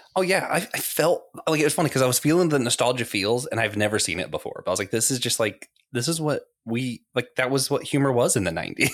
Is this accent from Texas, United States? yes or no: no; Tallahassee, Florida, United States; I grew up in Tallahassee